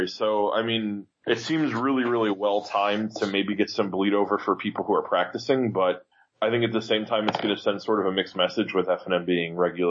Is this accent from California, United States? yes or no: no; Tampa, Florida, United States; I'm a level 3 judge from Tampa, Florida.